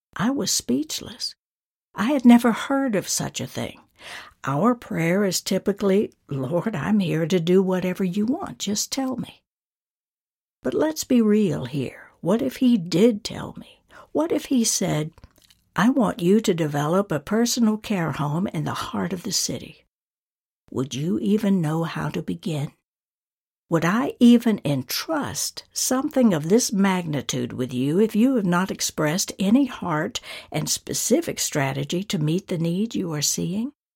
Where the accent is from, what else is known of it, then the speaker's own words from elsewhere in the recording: North Georgia, United States; my hometown in North Georgia